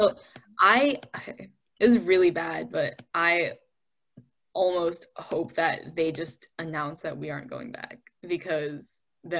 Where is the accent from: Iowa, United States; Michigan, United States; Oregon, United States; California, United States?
Michigan, United States; Detroit; We are from Michigan. I am from